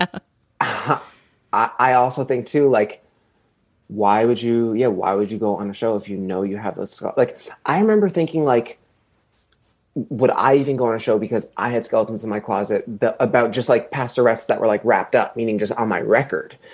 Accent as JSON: {"language": "English", "region": "East Coast", "country": "United States", "said": "I'm actually from the East Coast"}